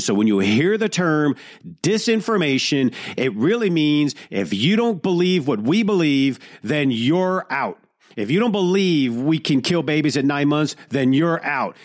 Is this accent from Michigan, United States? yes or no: yes; Detroit, Michigan, United States; growing up in Detroit